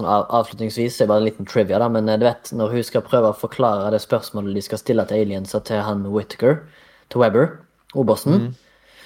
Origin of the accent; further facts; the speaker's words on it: Haugesund, Rogaland, Norway; jeg er fra Haugesund, 33 år gammel